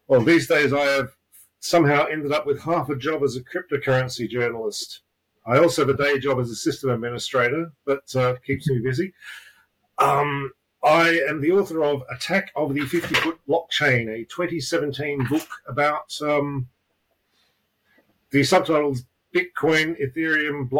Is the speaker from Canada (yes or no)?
no; Australia; now in London, United Kingdom; I live in London. I'm originally from Australia. I moved here